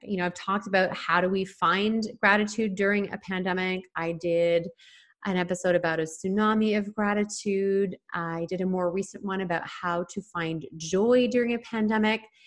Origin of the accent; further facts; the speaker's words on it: Toronto, Ontario, Canada; now in Vancouver Island, Canada; I'm from the Toronto area